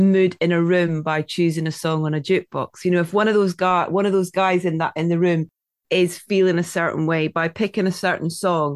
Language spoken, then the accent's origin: English; Scotland, United Kingdom; I'm Scottish.